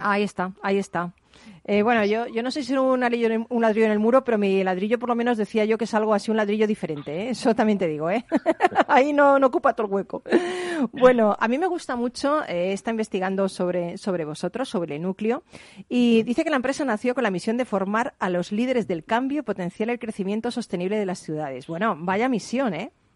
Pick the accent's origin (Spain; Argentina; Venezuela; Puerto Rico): Spain; nosotros como, como españoles